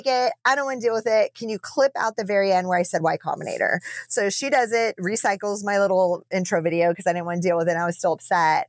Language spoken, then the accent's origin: English; United States; also born or lived in Amsterdam; I'm American